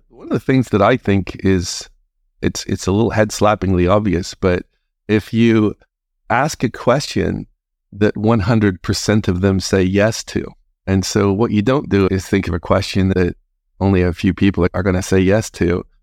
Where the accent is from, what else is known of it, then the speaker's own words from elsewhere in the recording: Northern Ireland, United Kingdom; moved away as an adult; also born or lived in England; I'm originally from Northern Ireland